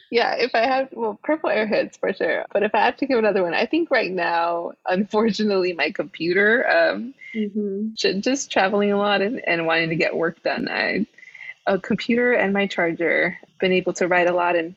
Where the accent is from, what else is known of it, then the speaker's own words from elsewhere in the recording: Los Angeles, California, United States; now in Champaign, United States; I'm from Los Angeles.